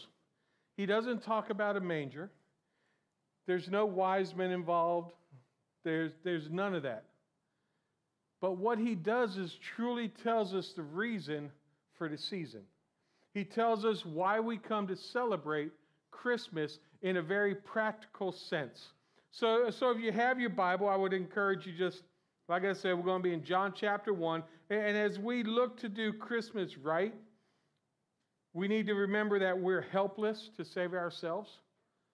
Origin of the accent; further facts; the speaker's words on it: Florida, United States; I'm from Florida